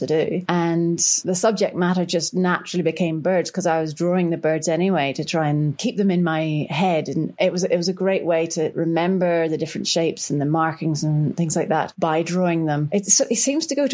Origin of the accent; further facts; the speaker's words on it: Northern Ireland, United Kingdom; moved away as an adult; now in Victoria, Australia; Growing up in Northern Ireland, there are a lot of birds